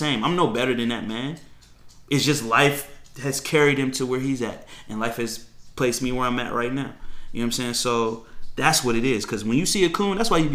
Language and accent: English; Fairfax County, Virginia, United States; I grew up in Fairfax County.